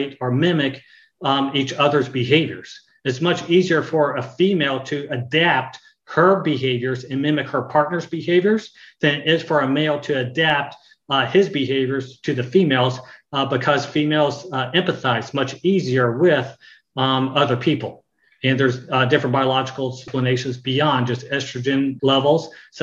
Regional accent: Bedford, Texas, United States; I grew up in Texas, in Bedford, Texas

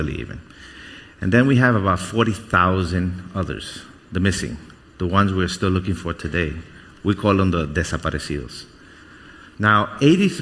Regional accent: New York City, New York, United States; also born or lived in Guatemala; We left Guatemala, and we came here. So I grew up in New York. I grew up in Brooklyn

